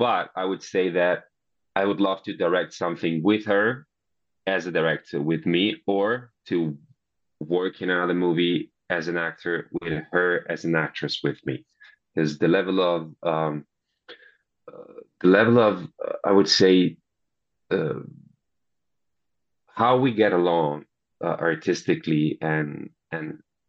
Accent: Italy; accent: Italian; English is a second language

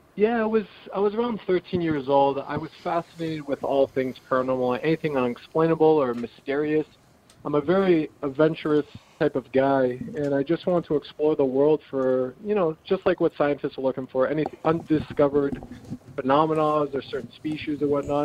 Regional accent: Salem, New Hampshire, United States; also born or lived in California; I, I grew up um, half my life here

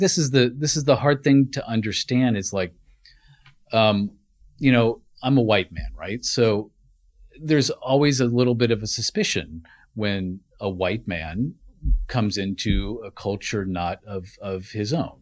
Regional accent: Omaha, Nebraska, United States; also born or lived in Kansas City / Houston, Texas; now in Washington, D.C., United States; I was born and raised in Omaha, Nebraska.

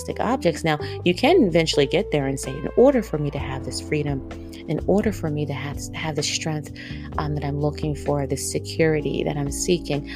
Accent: East Coast, United States; accent: East Coast; my East Coast accent

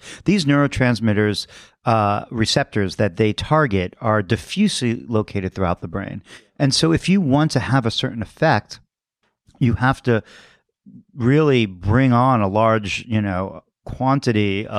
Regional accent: Queens, New York, United States; Born in Brooklyn, grew up in Queens

